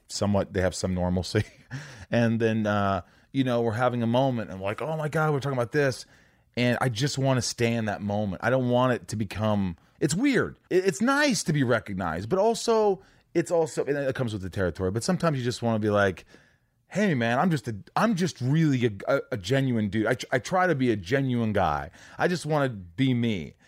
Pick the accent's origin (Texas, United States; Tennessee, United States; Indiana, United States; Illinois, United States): Indiana, United States; also born or lived in New York; I lived there for the first eight years